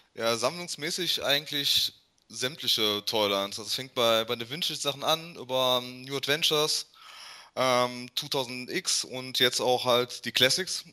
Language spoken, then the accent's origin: German; Germany; als Deutscher